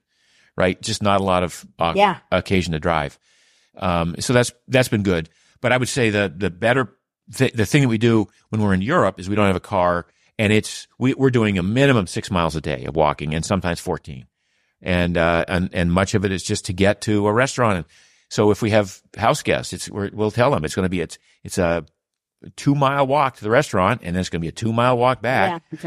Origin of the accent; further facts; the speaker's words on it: Boothbay Harbor, Maine, United States; I grew up in Maine where sailing, having a sailboat was the big, luxury because the people who lived in my village in Booth Bay Harbor were fishermen